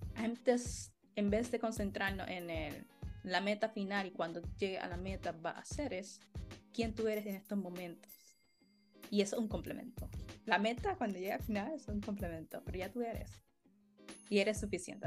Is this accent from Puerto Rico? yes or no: yes; Puerto Rico; como puertorriqueños